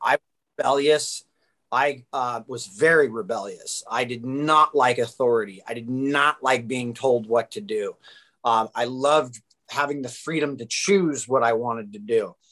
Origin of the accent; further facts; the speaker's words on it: Orange County, California, United States; I grew up in Orange County, California